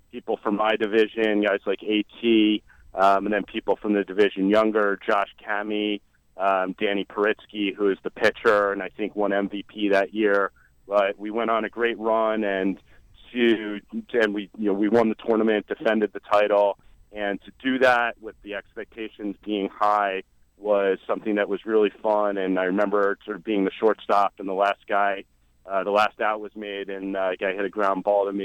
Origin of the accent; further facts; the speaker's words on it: New York City, New York, United States; basketball was a passion in growing up in New York City.